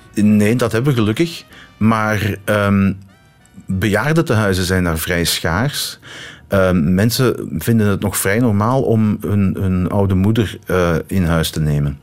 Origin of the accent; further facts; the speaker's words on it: Limburg, Flanders, Belgium; moved away; also born or lived in East Cantons; wij als kind in de Limburg